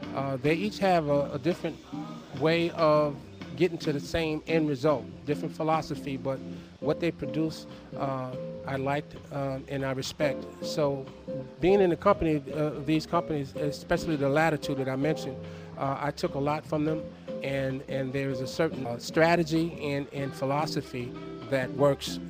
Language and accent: English; Costa Rica; I was born in Costa Rica